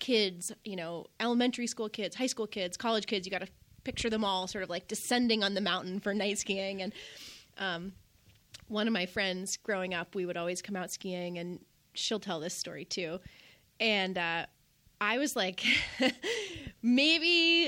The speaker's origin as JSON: {"language": "English", "town": "Bolton", "region": "Vermont", "country": "United States", "tie": "born or raised there", "said": "I grew up right here at Bolton Valley and learned to ski here at Bolton Valley"}